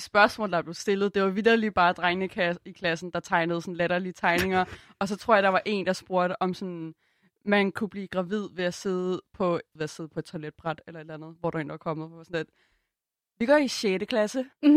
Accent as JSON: {"language": "Danish", "town": "Copenhagen", "region": "Capital Region of Denmark", "country": "Denmark", "tie": "born or raised there", "said": "Jeg er vokset op på Christiania i København."}